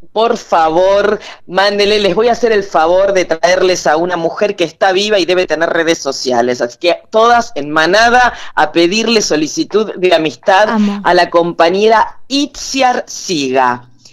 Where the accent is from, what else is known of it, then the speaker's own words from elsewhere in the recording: Buenos Aires, Argentina; A mí me da vergüenza a veces decir que soy porteña